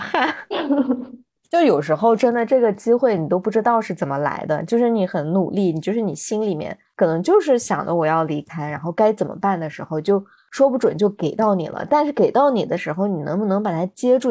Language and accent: Chinese; Xinjiang, China; 对于我们新疆人来说